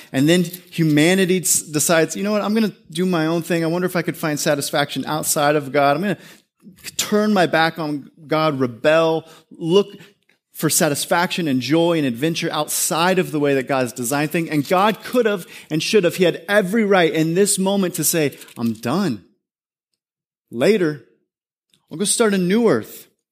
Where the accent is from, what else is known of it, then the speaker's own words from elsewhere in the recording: California, United States; I grew up in this neighborhood. I'm from California. I grew up in this neighborhood, small little town